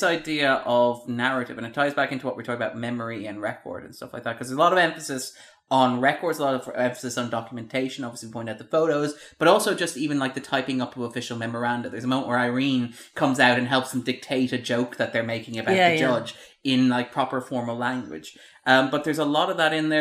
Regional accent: Ireland; we are Irish

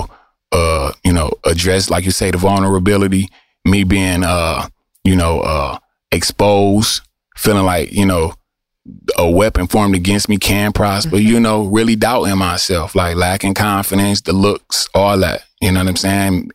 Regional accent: Detroit, Michigan, United States; I'm from Eastside Detroit

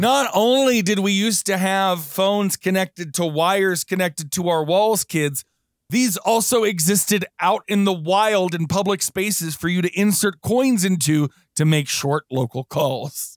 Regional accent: Houston, Texas, United States; I grew up in Houston

